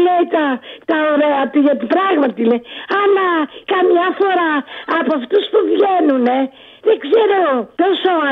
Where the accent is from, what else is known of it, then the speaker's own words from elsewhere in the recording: Athens, Attica, Greece; Ναι, εγώ είμαι Αθηναία. Δεν πειράζει. Τι να κάνω. Δεν έχω χωριό δυστυχώ.